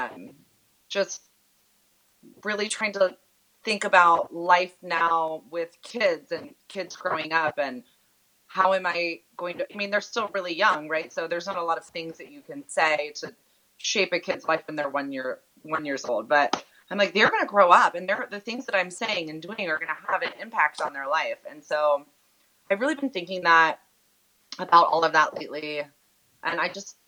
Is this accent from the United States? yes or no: yes; Columbus, Ohio, United States; we grew up in Columbus, Ohio.